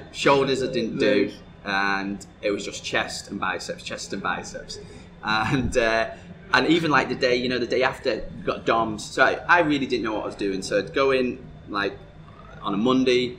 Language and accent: English; North West England, United Kingdom; now in Dubai, United Arab Emirates; the town that I come from is also a very bodybuilding type town. You know, in the northwest of England